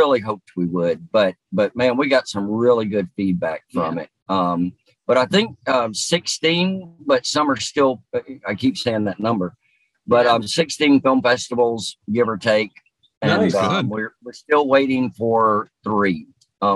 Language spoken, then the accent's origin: English; Greenwood, Florida, United States; people always asked like where I was from. Mm-hmm. And, you know, are you from Texas? Because of my accent. And I always said Greenwood, Florida.